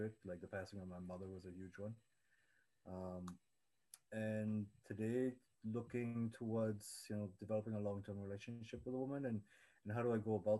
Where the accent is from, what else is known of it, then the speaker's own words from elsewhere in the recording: Trinidad & Tobago; moved away as an adult; now in Toronto, Canada; I grew up in Trinidad, came to Toronto when I was 19.